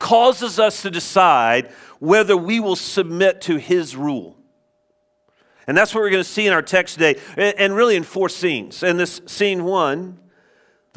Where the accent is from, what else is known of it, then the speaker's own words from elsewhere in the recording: United States; also born or lived in Scotland; us Americans